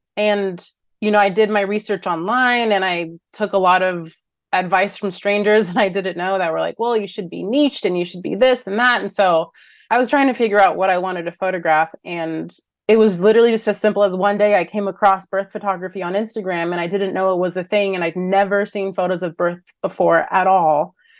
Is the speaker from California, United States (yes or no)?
yes; Los Angeles, California, United States; I'm born and raised Los Angeles